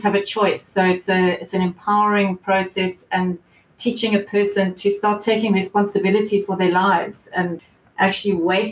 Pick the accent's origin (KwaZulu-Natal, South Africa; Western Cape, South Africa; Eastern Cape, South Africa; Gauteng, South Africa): Gauteng, South Africa; Johannesburg; moved away as an adult; now in Cape Town, South Africa; I grew up in Joburg